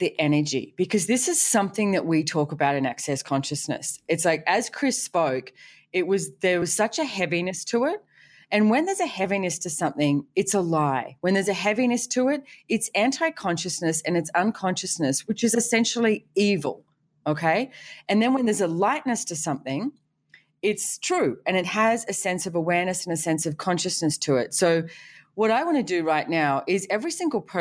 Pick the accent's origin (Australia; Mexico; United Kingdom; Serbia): Australia; being Australian